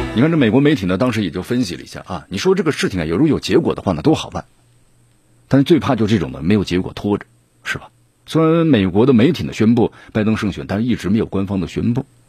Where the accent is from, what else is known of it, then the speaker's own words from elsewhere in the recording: Mianyang, Sichuan, China; 人口还不如我们这个咱们绵阳人多。